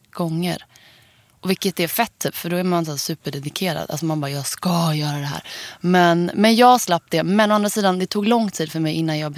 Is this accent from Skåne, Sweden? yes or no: no; Gothenburg, Västra Götaland, Sweden; Jag är från Göteborg